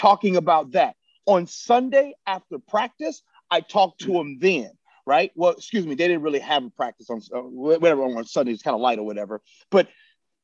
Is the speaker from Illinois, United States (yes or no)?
yes; Chicago, Illinois, United States; born or raised there